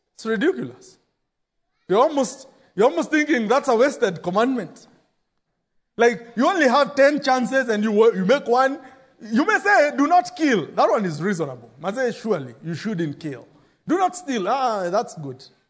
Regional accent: Kenya; growing up in Shago

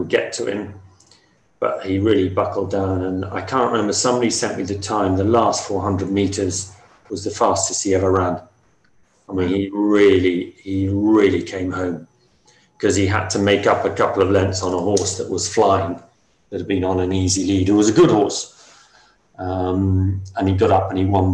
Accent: Ireland; moved away; I grew up in Ireland, had lots of happy, happy memories there

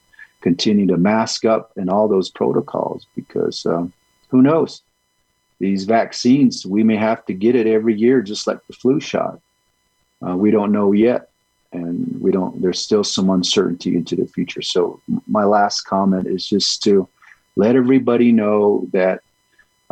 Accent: United States; first language Navajo; English is a second language; Navajo is my first language

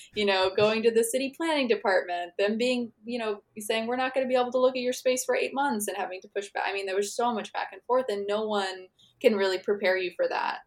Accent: Missouri, United States; I grew up in Missouri

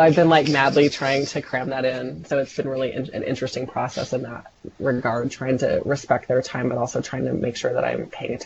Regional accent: United States; I'm American

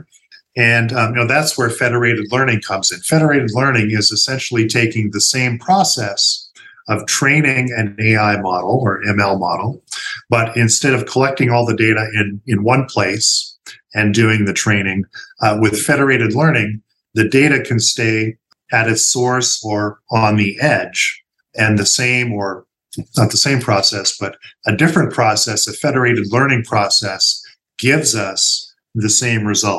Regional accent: Canada; moved away as an adult; now in United States; I'm originally from Canada

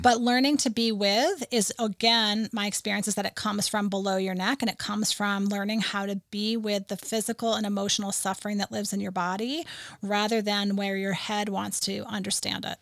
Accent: New England, United States; moved away; I grew up in New England

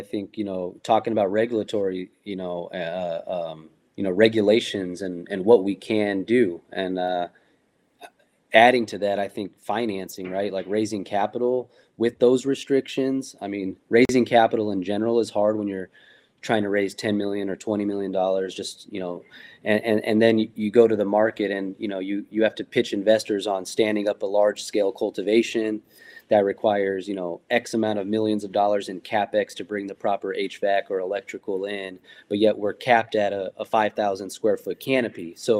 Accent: West Coast, United States; from me personally, growing up on the West Coast, I've been lucky enough to be involved in some of the earlier events

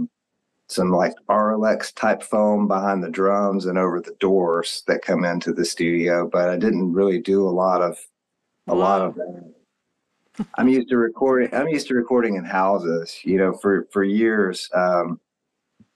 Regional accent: Texas, United States; I'm from Texas

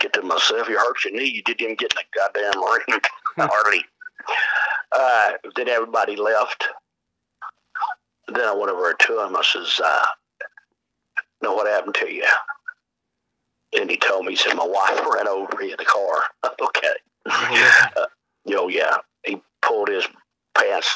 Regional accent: Bristol, Tennessee, United States; my hometown of Bristol, Tennessee

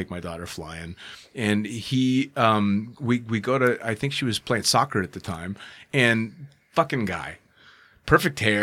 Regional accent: United States; I'm an American

